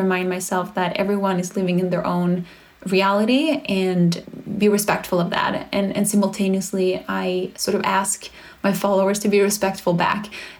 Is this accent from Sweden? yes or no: yes; Sweden; English is a second language; now in United States; I get reminded that we live in America where there is no support from others. I come from Sweden, so sometimes I forget how the system is just so incredibly broken in the US